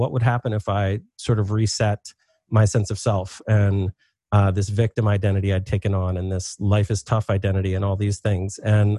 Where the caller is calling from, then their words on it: Philadelphia, Pennsylvania, United States; I am in Philadelphia, Pennsylvania.